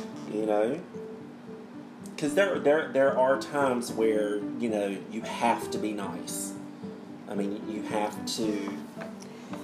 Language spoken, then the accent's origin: English; the South, United States; accent: Southern; us in the South